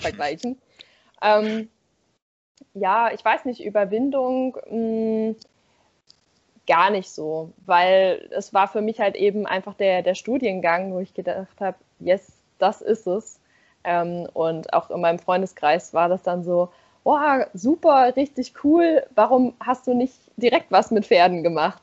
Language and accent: German; a village near Darmstadt, Hesse, Germany; moved away; also born or lived in Nürtingen; ich komme da eigentlich auch eher aus dem Dorf da in der Nähe